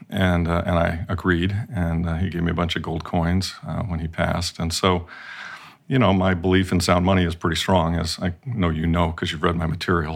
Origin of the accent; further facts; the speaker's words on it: Midwest, United States; moved away; I grew up in the Midwest